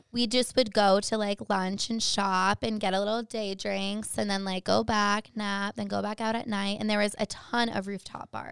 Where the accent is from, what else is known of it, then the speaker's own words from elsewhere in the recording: Boston, Massachusetts, United States; I'm from Boston